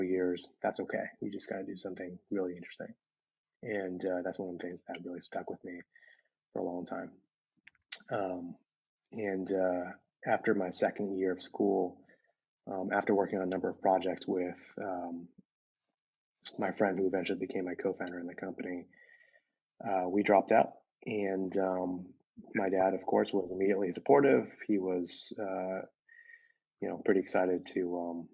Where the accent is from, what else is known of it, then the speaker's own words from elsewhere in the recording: Bay Area, California, United States; I'm second generation, grew up in the Bay Area in a town that had a lot of Asian Americans around me